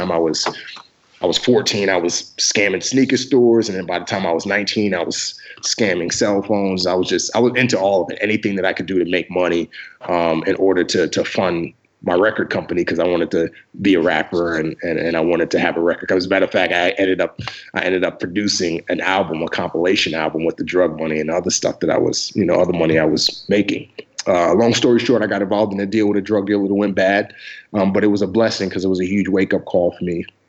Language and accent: English; Nigeria; also born or lived in Lomé, Togo; Yeah, so I was born in Western Africa, in Lomé, Togo. I'm actually Nigerian, though. I was just born in Togo because that's where father wanted me to be born